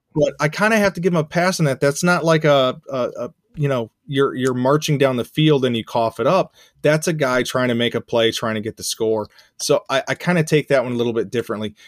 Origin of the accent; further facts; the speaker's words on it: Central Arkansas, United States; I grew up in Central Arkansas